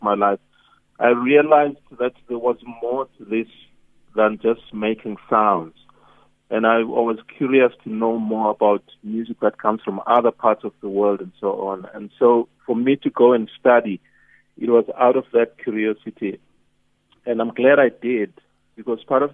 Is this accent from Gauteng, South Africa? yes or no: yes; Soweto, Gauteng, South Africa; I was raised in Soweto